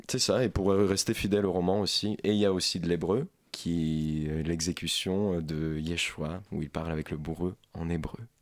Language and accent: French; Ukraine; French is a second language; now in France; ukrainien, parce que je suis ukrainien, je ne suis pas français